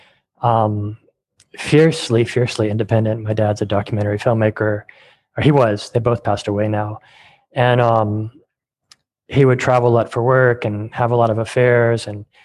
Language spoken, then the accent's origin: English; California, United States; I grew up in California